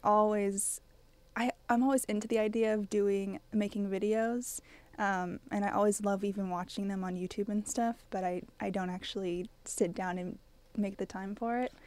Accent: College Station, Texas, United States; I'm from College Station

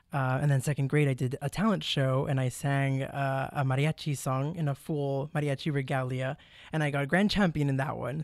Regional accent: McAllen, Texas, United States; moved away as an adult; also born or lived in Mission, Texas / College Station, Texas; I was born in Mission, Texas, but I was raised in McAllen, Texas, but I lived my whole life in the Valley

